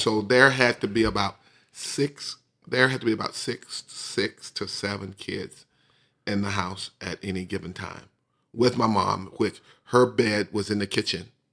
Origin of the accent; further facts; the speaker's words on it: Bessemer, Alabama, United States; we finished up in my hometown where I grew up